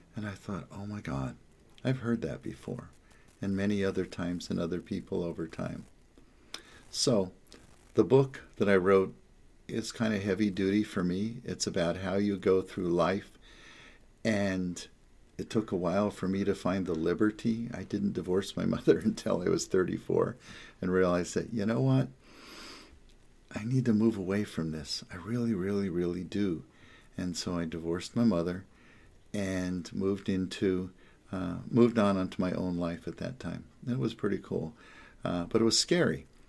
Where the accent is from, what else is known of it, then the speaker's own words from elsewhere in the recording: the Jersey Shore, New Jersey, United States; also born or lived in New York; now in Los Angeles, United States; I come from New York and New Jersey, the Jersey Shore